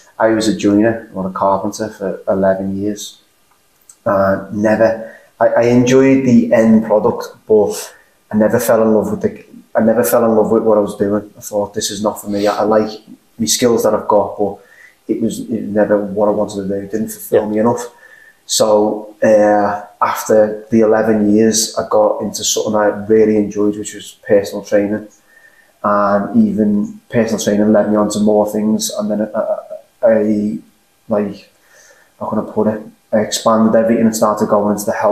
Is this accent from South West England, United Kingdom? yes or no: no; Liverpool, North West England, United Kingdom; accent: Liverpool; my accent's slightly more unique to the Liverpool area.